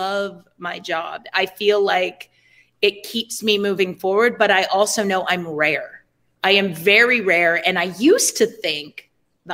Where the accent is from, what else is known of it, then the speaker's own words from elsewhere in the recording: United States; I'm American